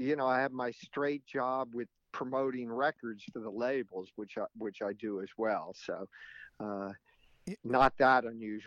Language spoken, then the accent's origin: English; Reading, Pennsylvania, United States; moved away as an adult; also born or lived in New York area; I was born and raised in Reading, Pennsylvania. So, and didn't come to New York area until, after college.